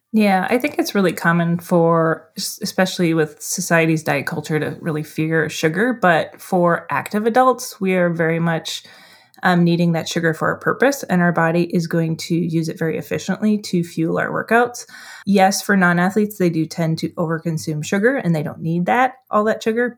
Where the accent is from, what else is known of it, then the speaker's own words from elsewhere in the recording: Duluth, Minnesota, United States; That's in my hometown here